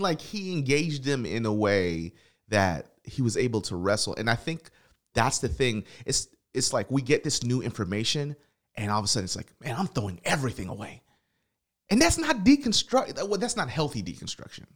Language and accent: English; Tennessee, United States; I'm from Tennessee